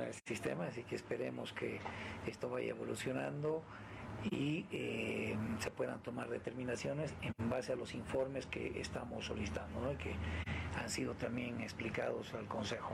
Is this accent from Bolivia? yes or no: yes; Bolivia